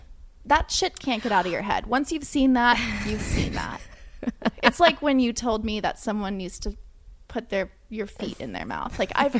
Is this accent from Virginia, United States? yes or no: no; San Diego, California, United States; I'm from San Diego and I'm a vegetarian.